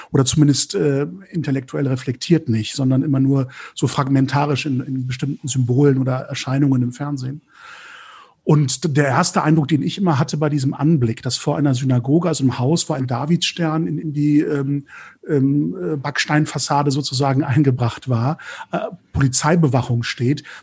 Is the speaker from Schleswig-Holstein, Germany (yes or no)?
yes; Lübeck, Schleswig-Holstein, Germany; Die erste Wahrnehmung jüdischen Lebens in meiner Heimatstadt Lübeck